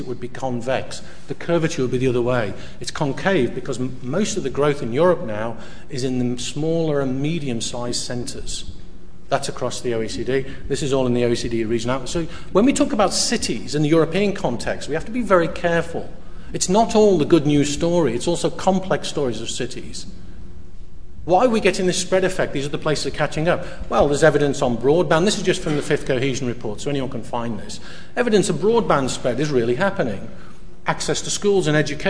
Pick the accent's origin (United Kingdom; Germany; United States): United Kingdom; moved away as an adult; also born or lived in north of the Netherlands; now in Netherlands; I'm British, but I live outside. I've been living outside the UK for close to 7 years now.